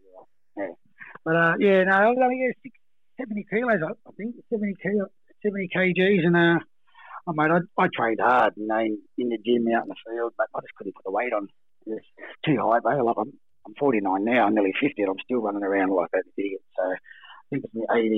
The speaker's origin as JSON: {"language": "English", "town": "Sydney", "region": "New South Wales", "country": "Australia", "tie": "born or raised there"}